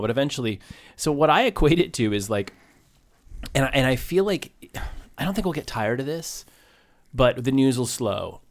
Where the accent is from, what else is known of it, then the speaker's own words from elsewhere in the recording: Maine, United States; moved away; I grew up in Maine